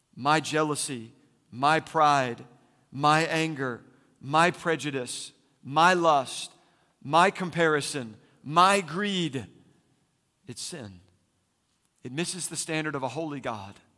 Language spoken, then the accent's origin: English; Philadelphia, Pennsylvania, United States; now in Phoenix, United States; I'm from Philly